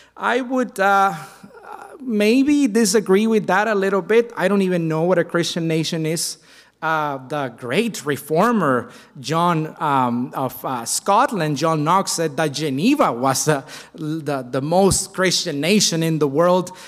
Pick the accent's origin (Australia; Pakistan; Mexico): Mexico; my home country of Mexico